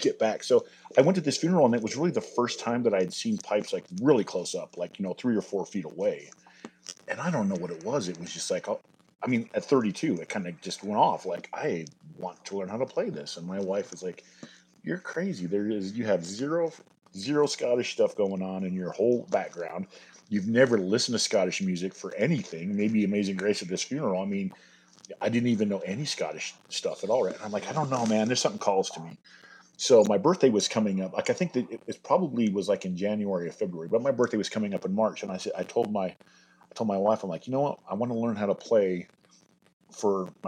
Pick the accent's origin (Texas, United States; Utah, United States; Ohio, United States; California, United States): Utah, United States; Morgan; moved away as an adult; also born or lived in Ogden, Utah; I grew up all over northern Utah, around Ogden.